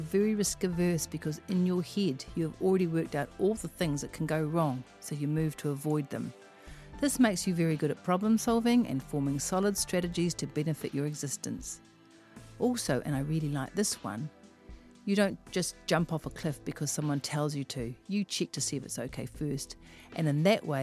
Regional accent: Auckland, New Zealand; I am from West Auckland

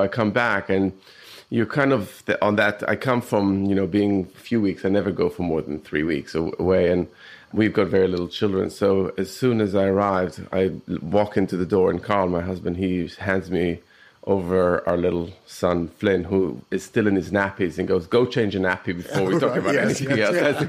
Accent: Israel; Jewish Italian. And my mum is, her family is from Germany. So when I was growing up in Israel, it was very European food

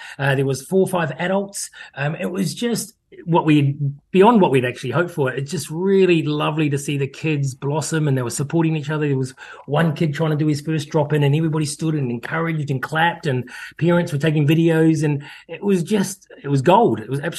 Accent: New Zealand; also born or lived in United Kingdom; now in Hampden, New Zealand; I've spent 30 years of my life overseas. I'm a Kiwi who's come home thanks to COVID.

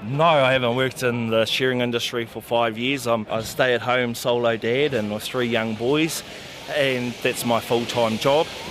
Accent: Gisborne, New Zealand; now in Motueka, New Zealand; I'm originally from Gisborne in the North Island, but I currently reside in Motueka, Nelson

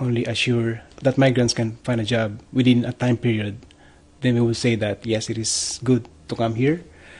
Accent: Philippines; moved away as an adult; now in New Zealand; We're from the Philippines. We arrived here in February 6th of this year.

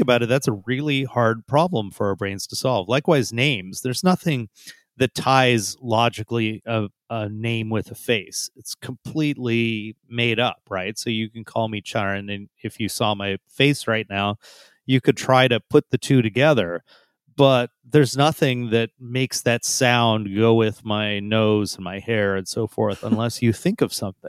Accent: San Jose, California, United States; also born or lived in India; I grew up mostly in San Jose. My parents immigrated from India, and I immigrated when I was less than one year old

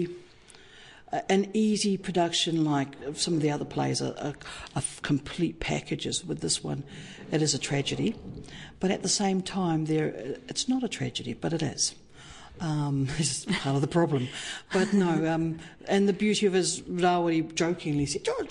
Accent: Hokianga, Northland, New Zealand; I was raised in the Hokianga

